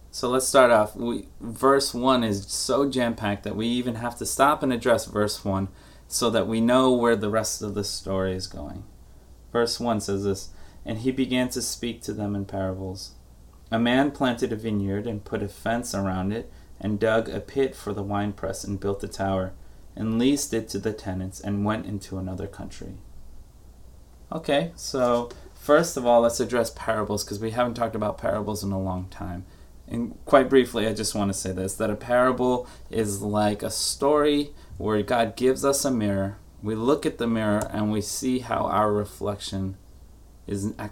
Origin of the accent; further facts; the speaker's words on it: New York, United States; as a New Yorker who was born and, and raised, not born, but raised to just not like Massachusetts